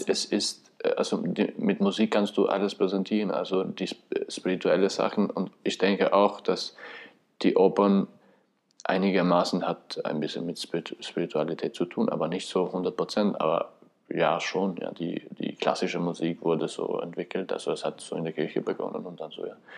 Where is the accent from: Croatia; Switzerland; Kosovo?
Kosovo; German is a second language; moved away as an adult; now in Vienna, Austria; komme aus dem Kosovo, bin 1984 geboren. In Wien bin ich schon seit äh, 2005.